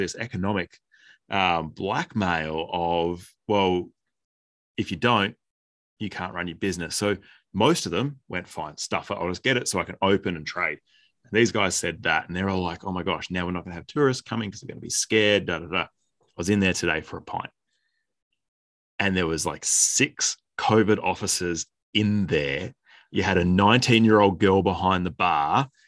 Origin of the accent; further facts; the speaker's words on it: Healesville, Victoria, Australia; back in my hometown